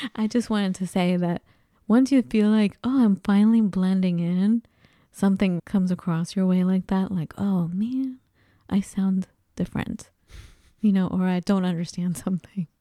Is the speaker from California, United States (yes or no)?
yes; Los Angeles, California, United States; accent: Los Angeles Valley girl, Santa Monica; moved away as an adult; also born or lived in Minnesota / Seattle, Washington / Colorado; being from Los Angeles